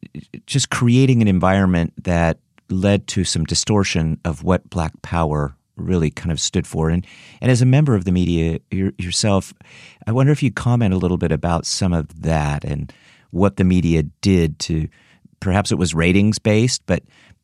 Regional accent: Northern California, United States; Yeah, I'm 66. I grew up in Northern California. I was born in the Bay Area.

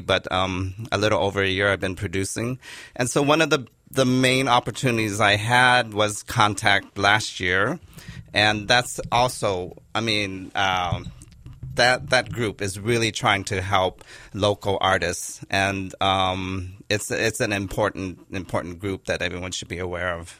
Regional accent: Los Angeles, California, United States; also born or lived in New York City; I was born in Los Angeles, and I'm a third generation Japanese American

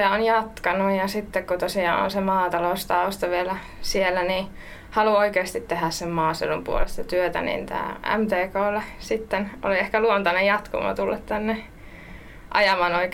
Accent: Savonia, Finland; se on tausta on, että tulen tosiaan Savosta, pieneltä lypsykarjatilalta

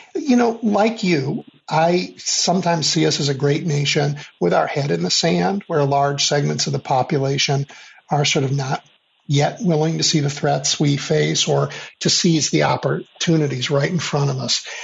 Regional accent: Chicago, Illinois, United States; I grew up in Chicago during the years of Richard J. Daley, the first Mayor Daley.

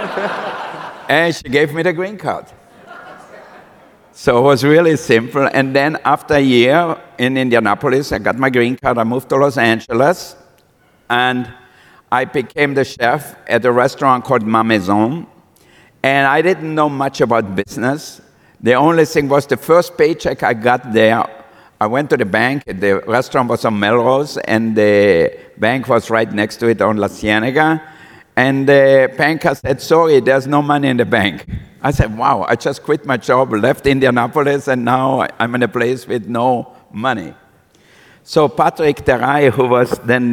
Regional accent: Austria; moved away as an adult; also born or lived in Villach, Austria / France / Monaco; now in United States; I was born in Austria, and I had a very difficult childhood.

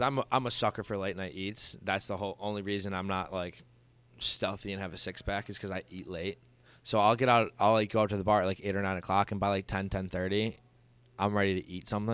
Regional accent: Dunkirk, New York, United States; now in Buffalo, United States; I'm from Dunkirk, Fredonia, which is as, pretty much as small town as you can get in Western New York

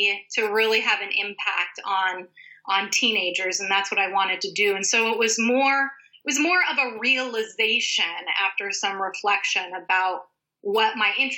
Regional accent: Sonoma County, California, United States; I grew up in Sonoma County, kind of a Sonoma County native

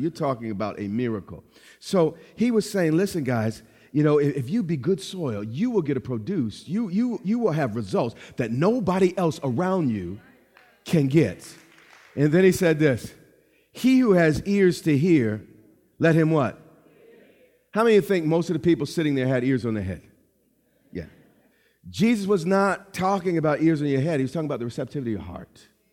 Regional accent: New York, United States; I'm from New York.

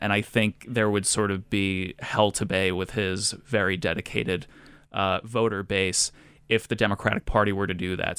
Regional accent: Rhode Island, United States; my home state of Rhode Island

